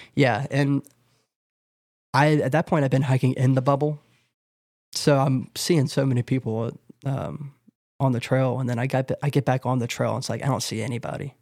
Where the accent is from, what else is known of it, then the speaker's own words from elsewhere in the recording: North Carolina, United States; I just entered into my home state